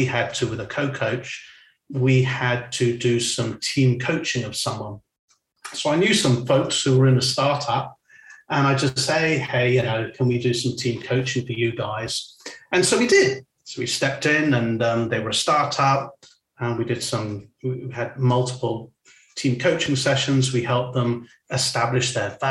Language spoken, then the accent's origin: English; Weybridge, South East England, United Kingdom; moved away; also born or lived in China / Singapore / Switzerland; I'm from Weybridge.